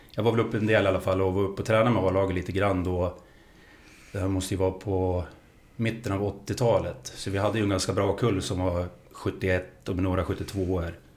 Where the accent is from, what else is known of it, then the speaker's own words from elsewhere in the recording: Gävle, Gävleborg County, Sweden; framförallt Gävle IF eftersom jag är född och uppväxt på